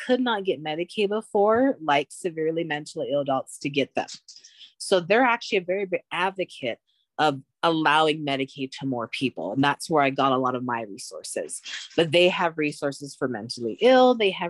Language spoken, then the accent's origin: English; Laie, Hawaii, United States; I grew up, I was born and raised in Laie, Hawaii, where I had people I'd known my whole life around me.